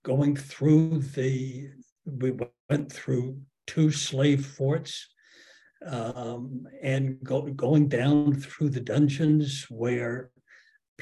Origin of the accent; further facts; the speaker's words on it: Charleston, South Carolina, United States; I grew up in Charleston. I was a racist kid in Charleston